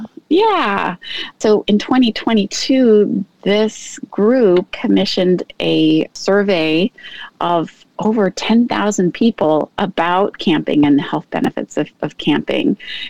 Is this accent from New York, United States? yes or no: no; Seattle, Washington, United States; I grew up in the Pacific Northwest in Seattle.